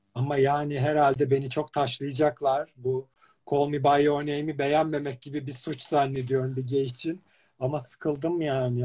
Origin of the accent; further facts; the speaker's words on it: İzmir, Turkey; ben de İzmirliyim